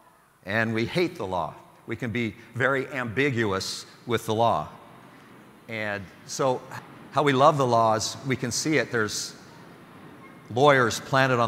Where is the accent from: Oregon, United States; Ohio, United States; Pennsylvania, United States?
Oregon, United States; Sublimity; I grew up in Sublimity, Oregon